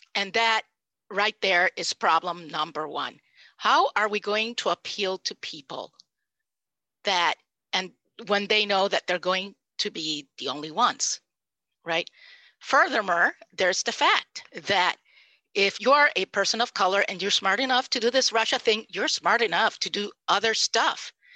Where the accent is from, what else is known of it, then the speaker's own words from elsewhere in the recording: Puerto Rico; first language Spanish; English is a second language; I am Puerto Rican. My first language was Spanish.